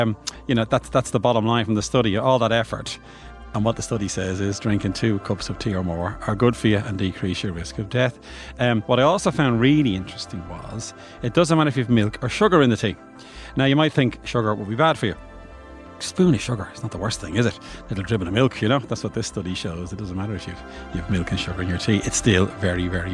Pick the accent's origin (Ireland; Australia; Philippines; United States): Ireland; Bray, Leinster; I'm from Bray